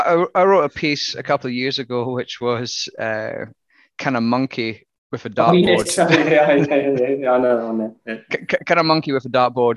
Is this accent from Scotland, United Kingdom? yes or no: yes; Scotland, United Kingdom; now in Australia; one of the first things that I noticed when I came from Australia, from Scotland, is the volumes that farmers sold, especially in Western Australia.